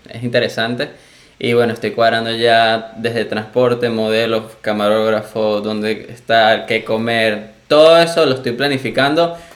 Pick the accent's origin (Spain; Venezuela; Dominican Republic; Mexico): Venezuela; accent: Venezuelan; moved away; No, fue así como que el tiempo que yo estuve aquí, como que mi venezolano se generalizó.